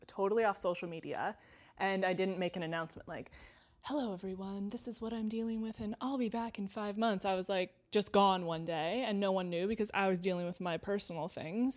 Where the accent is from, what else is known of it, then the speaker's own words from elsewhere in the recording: Temecula, California, United States; I grew up in Temecula in Southern California